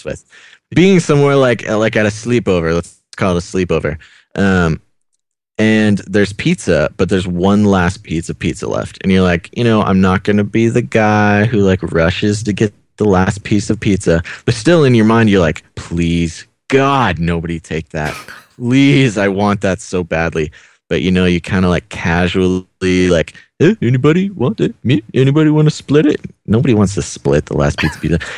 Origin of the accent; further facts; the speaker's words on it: United States; coming as an American